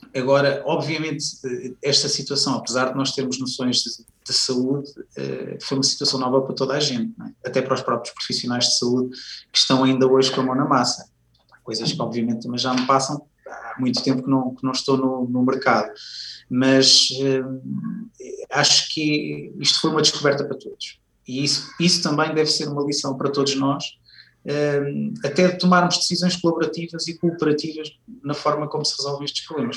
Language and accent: Portuguese; Viseu, Centro, Portugal; na altura vivia em, em Viseu, que é a minha cidade natal